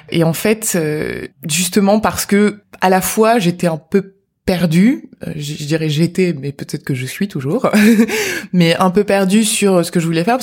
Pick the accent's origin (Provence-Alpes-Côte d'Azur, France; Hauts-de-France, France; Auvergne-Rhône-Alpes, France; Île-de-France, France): Provence-Alpes-Côte d'Azur, France; Marseille; donc euh, effectivement, je viens de Marseille, comme tu l'as dit.